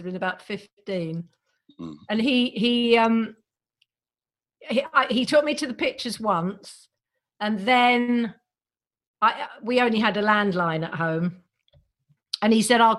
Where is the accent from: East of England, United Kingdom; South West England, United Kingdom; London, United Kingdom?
London, United Kingdom; Neasden; I grew up in Neasden, which is not that far away. It's kind of northwest.